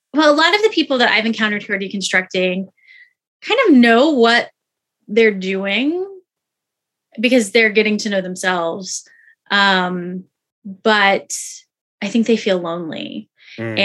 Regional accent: Houston, Texas, United States; I grew up in Houston

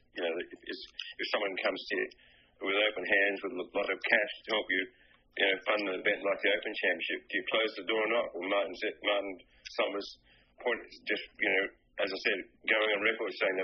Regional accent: Australia; I'm Australian to the core

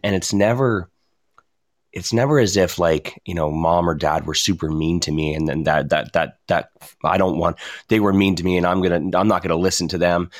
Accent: Ontario, Canada; now in Alberta, Canada; I'm from Ontario

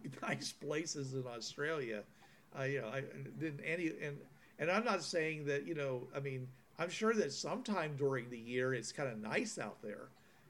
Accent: Pittsburgh, Pennsylvania, United States; Since I grew up in Pittsburgh.

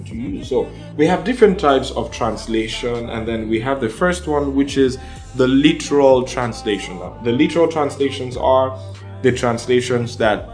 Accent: Nigeria; first language Yoruba; English is a second language; I'm from Nigeria.

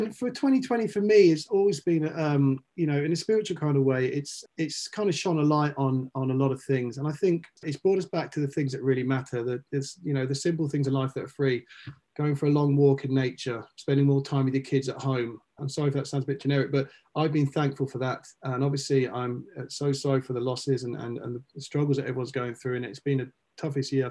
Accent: United Kingdom; now in Los Angeles, United States; one of the big great things about being a Brit, being here is

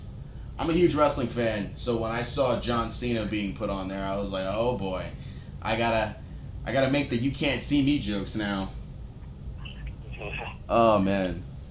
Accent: New York, United States; moved away; I'm from New York. I'm from the Bronx.

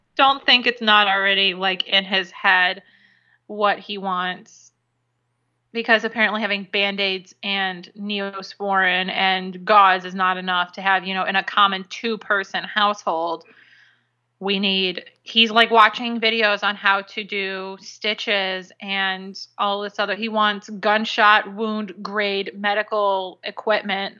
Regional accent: Illinois, United States; now in Florida, United States; growing up in Illinois

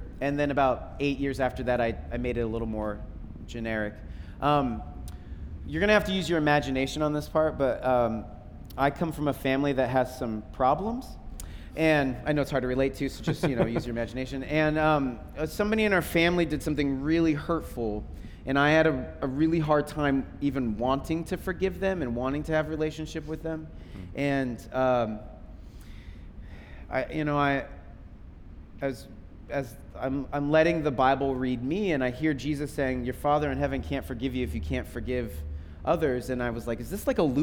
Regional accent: Seattle, Washington, United States; I grew up in Seattle with …

